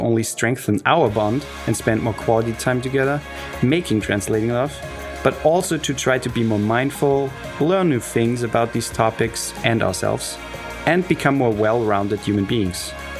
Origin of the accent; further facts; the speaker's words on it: Austria; And I'm from Austria.